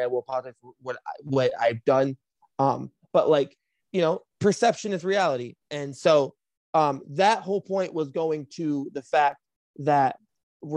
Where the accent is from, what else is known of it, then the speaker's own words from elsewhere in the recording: Flint, Michigan, United States; moved away as an adult; now in Chicago, United States; I was born and raised in Flint, Michigan